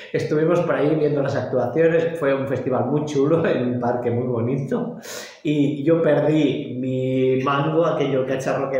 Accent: Lleida, Catalonia, Spain; now in Barcelona, Spain; soy de Lleida y estoy en contacto con las, con las entidades de allá

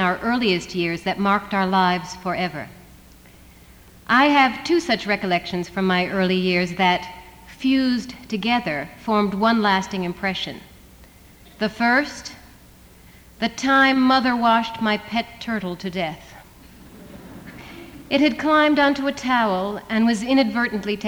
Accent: the East, East Coast, United States; I come from the East where we have real winter.

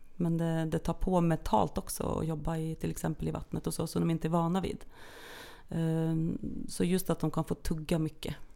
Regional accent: Norway; moved away as an adult; now in Sweden; jag är ju då norsk från början. Så att jag har ju levt mitt första halva liv i Norge

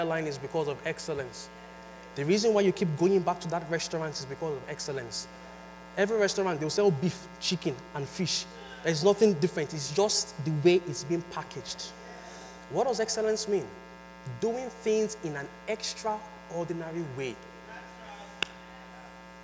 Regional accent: Nigeria; moved away; I am from Nigeria and I'm a Yoruba boy. I speak Yoruba

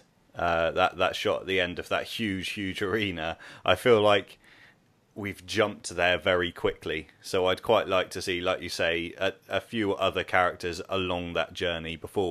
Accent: United Kingdom; as a British man

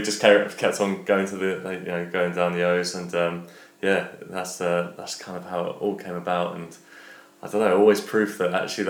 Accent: London, United Kingdom; I grew up in Walthamstow, so that's the local link's always been there. I still live in East London as well myself

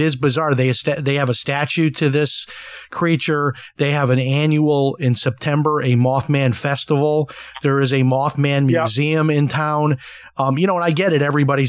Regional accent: Chicago, Illinois, United States; I have a lot of family in Chicago. I'm from Chicago

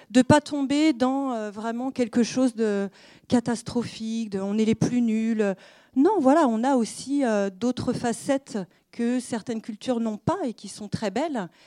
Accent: France; Alors, je ne suis pas étrangère, je suis française. Moi aussi, ça atteint mon cœur de petite française.

